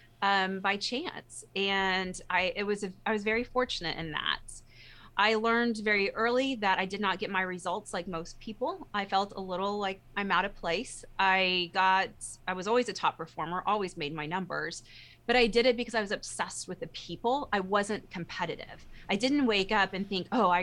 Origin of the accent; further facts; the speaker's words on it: Texas, United States; I'm a Texan